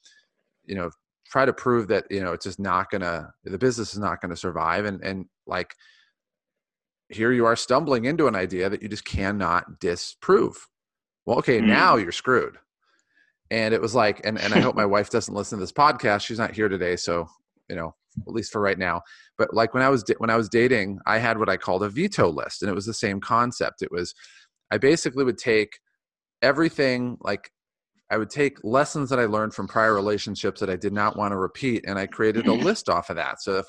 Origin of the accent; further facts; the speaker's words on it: Ohio, United States; now in San Diego, United States; I grew up in Ohio and everybody in Ohio has brown hair